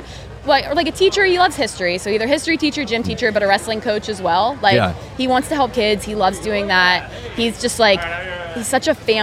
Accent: Pittsburgh, Pennsylvania, United States; I'm from Pittsburgh

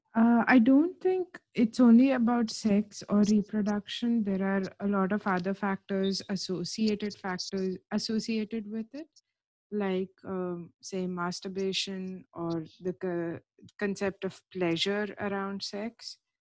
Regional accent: India; now in United Kingdom; as far as my passport goes, I am Indian

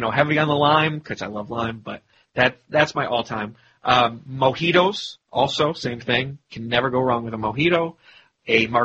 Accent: Ireland; once again, as an Irishman

